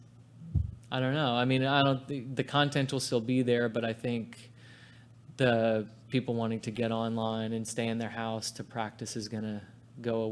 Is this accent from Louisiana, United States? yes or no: no; New York, United States; moved away; my hometown's New York and my whole family's from there.